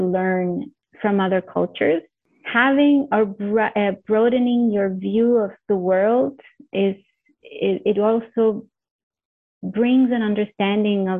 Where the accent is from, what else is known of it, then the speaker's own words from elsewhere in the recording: Honduras; also born or lived in Canada; now in Mozambique; I come originally from Honduras